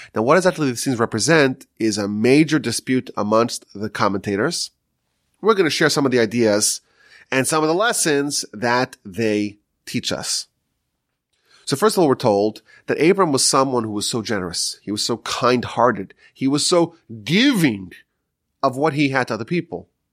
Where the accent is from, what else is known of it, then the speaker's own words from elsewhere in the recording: New York, United States; now in Texas, United States; I'm from New York still